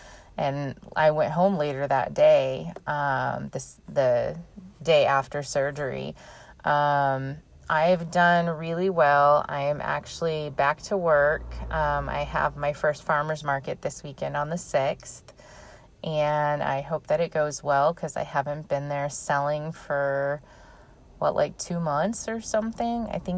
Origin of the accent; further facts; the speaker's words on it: California, United States; I grew up in California my entire life